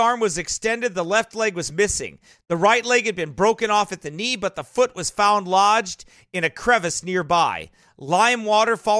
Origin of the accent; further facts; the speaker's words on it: United States; accent: white hillbilly; my white hillbilly accent